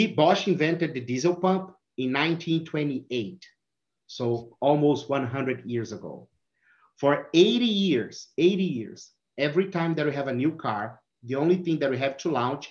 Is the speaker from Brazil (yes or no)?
yes; Brazil; English is a second language; moved away as an adult; also born or lived in California; now in Michigan, United States; my accent. So I'm from Brazil. I'm living in US since 2016